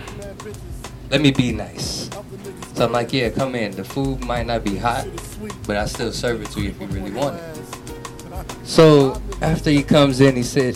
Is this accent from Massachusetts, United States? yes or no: no; Florida, United States; I'm from Florida. I've been in Florida long enough